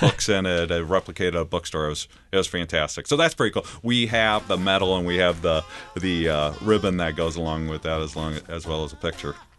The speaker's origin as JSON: {"language": "English", "town": "Altamont", "region": "Illinois", "country": "United States", "tie": "born or raised there", "also_born_or_lived": "Red Bud, Illinois", "said": "grew up, uh, in central Illinois, in Altamont, Illinois, outside of there where my dad was a pastor"}